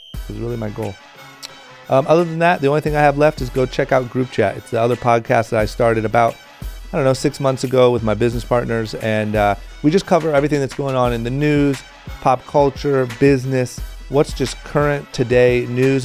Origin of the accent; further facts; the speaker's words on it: Akron, Ohio, United States; David is my fellow Akron, Ohio uh, native. Grew up very, very close to where I grew up